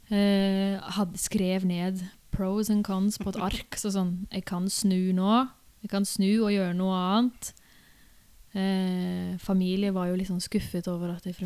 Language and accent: Norwegian; Sola, Rogaland, Norway; Min bakgrunn, oppvekst i Sola kommune, der jeg vokste opp, eh, var jo mye musikaler og sånne ting.